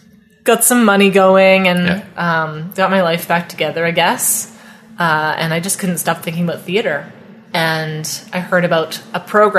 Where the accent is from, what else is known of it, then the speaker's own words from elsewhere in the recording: Perth, Ontario, Canada; now in Ottawa, Canada; I'm from Perth.